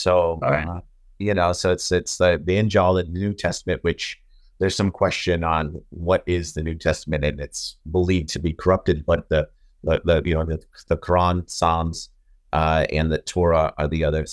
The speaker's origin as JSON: {"language": "English", "country": "United States", "tie": "born or raised there", "said": "I was born here in America, but I grew up in a Jewish community"}